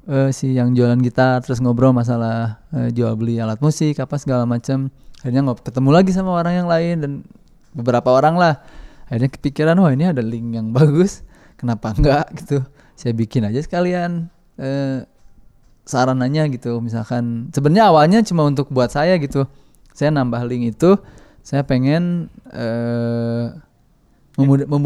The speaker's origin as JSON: {"language": "Indonesian", "town": "Bandung", "region": "West Java", "country": "Indonesia", "said": "mudik mudik ya saya, saya orang Bandung jadi nggak kemana-mana"}